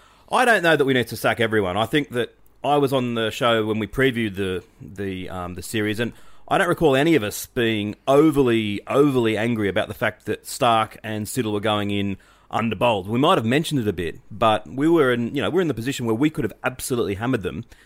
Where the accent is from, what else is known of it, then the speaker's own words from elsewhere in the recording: Australia; So I can, as an Australian fan, I can say